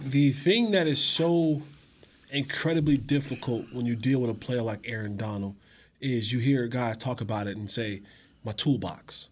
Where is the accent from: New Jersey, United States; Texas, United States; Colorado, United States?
New Jersey, United States; growing up in New, in, in the Northeast in New, in Jersey